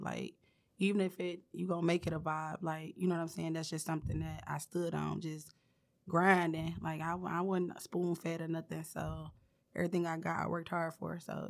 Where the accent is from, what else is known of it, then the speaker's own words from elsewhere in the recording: Detroit, Michigan, United States; I'm from Detroit. I'm from East Warren.